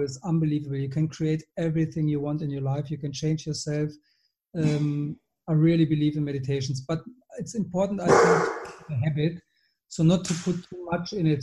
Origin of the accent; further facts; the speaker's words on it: Germany; moved away as an adult; also born or lived in Switzerland / London / Bordeaux / Gold Coast, Australia; now in Marbella, Spain; I'm German. I live in Spain, Marbella